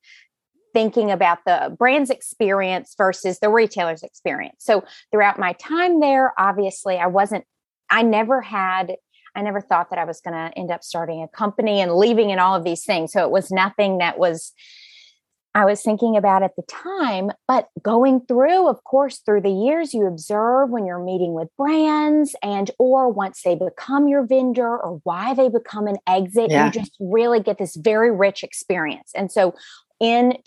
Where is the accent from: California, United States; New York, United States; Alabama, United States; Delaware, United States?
Alabama, United States; moved away as an adult; also born or lived in Virginia; I'm from Alabama